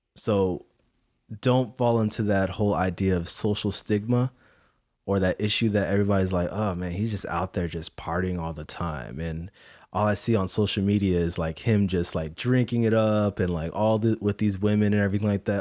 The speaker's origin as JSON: {"language": "English", "country": "Philippines", "said": "I'm Filipino"}